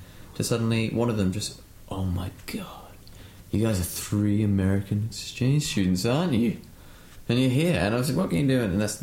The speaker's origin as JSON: {"language": "English", "country": "United Kingdom", "moved": "yes", "said": "being British"}